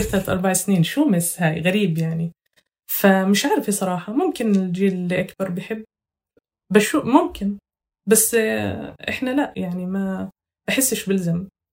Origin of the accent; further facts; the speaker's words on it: Huwara, Nablus Governorate, Palestine; moved away as an adult; now in Scotland, United Kingdom; أنا من نابلس، أو ريف نابلس